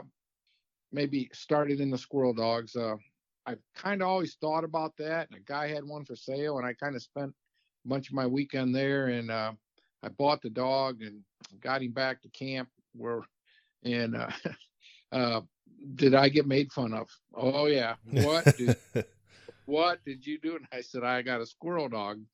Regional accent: Tiffin, Ohio, United States; I'm from Tiffin, Ohio. Lived here for a long time

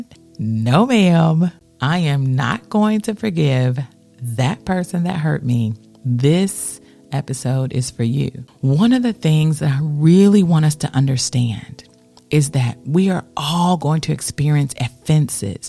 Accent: United States; as an American

